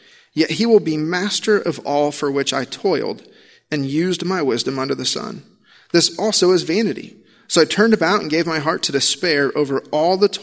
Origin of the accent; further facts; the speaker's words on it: Illinois, United States; I grew up in Illinois